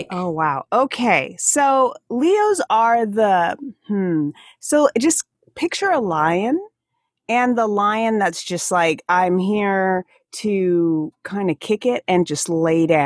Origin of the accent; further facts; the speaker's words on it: Alaska, United States; accent: Alaskan; I can feel my Alaskan accent come out a little bit when I speak with you